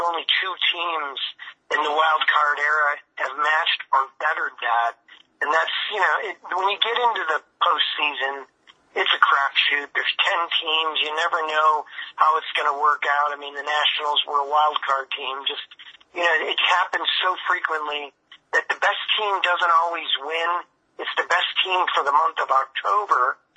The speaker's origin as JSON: {"language": "English", "town": "Chicago", "region": "Illinois", "country": "United States", "tie": "born or raised there", "moved": "yes", "said": "I got a chance to work in my hometown for the White Sox"}